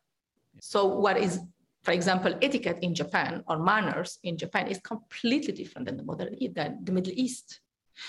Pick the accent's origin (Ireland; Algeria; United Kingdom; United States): Algeria; Growing up, for example, I grew up in Algeria